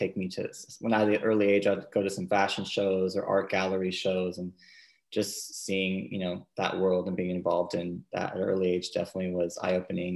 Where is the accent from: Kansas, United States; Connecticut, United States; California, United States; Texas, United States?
California, United States; San Diego; moved away as an adult; also born or lived in Los Angeles; I grew up in San Diego. I've lived in LA for about 8 years now